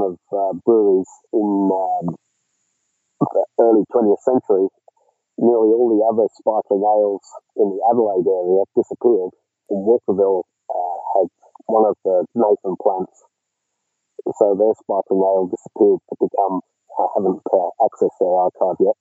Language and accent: English; Cornwall, South West England, United Kingdom; now in Australia; I grew up in Cornwall